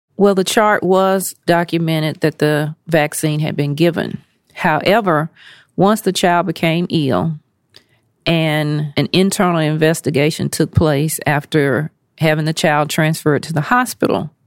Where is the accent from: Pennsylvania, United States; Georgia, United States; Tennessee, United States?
Tennessee, United States; Nashville; moved away as an adult; now in Memphis, United States; I am a native Nashvilleian and currently living in Memphis, Tennessee.